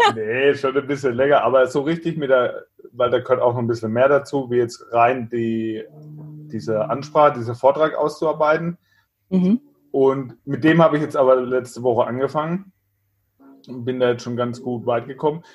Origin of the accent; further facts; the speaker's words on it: Germany; bei uns in Deutschland